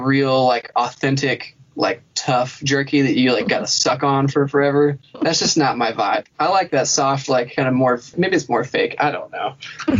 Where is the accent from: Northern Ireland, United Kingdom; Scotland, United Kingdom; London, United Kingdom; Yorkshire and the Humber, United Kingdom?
Scotland, United Kingdom; Oh, yeah. Well, I am Scottish, so I think you're right.